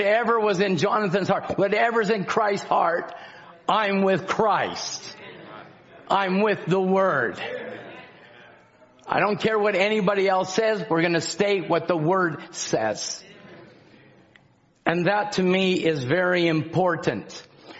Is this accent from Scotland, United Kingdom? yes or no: yes; Scotland, United Kingdom; I'm Scottish